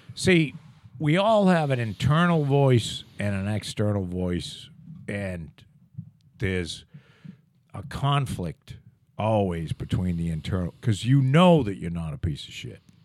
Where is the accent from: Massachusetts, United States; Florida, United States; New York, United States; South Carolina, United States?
Massachusetts, United States; Plymouth; from Brockton to here was, that definitely is a move up